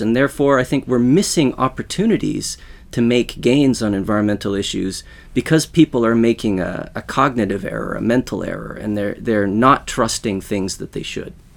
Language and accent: English; Western Canada, Canada; now in Sweden; I grew up in Western Canada